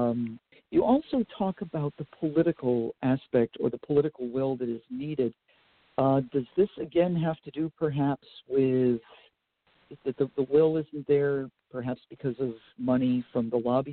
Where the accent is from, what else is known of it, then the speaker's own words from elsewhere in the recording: Vermont, United States; also born or lived in Boston, Massachusetts; now in Pennsylvania, United States; where I grew up in Vermont